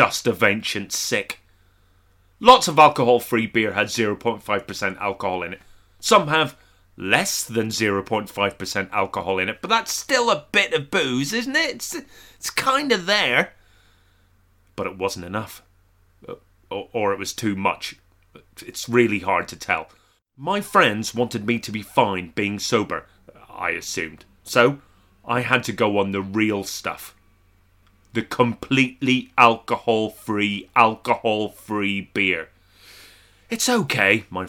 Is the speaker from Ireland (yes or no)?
yes; Ireland; I'm not typical of being Irish in any way.